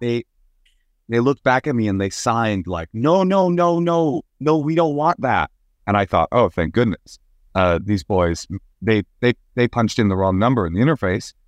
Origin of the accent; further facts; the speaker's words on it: Oakland, California, United States; I was raised in Oakland, California